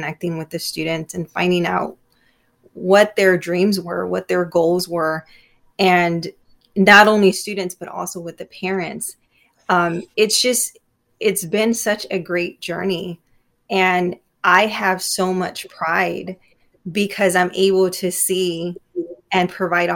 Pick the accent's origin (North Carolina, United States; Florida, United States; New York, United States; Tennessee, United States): Florida, United States; Immokalee; I grew up in Immokalee